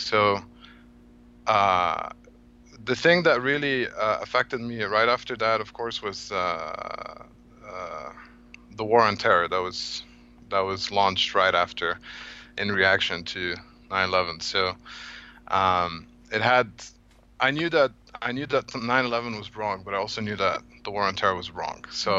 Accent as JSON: {"language": "English", "town": "Cairo", "region": "Cairo Governorate", "country": "Egypt", "tie": "born or raised there", "moved": "yes", "said": "I'm originally from Egypt. I was born and grew up in Cairo."}